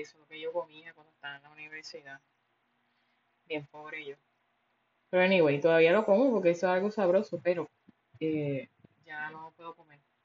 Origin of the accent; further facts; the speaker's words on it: Puerto Rico; yo soy boricua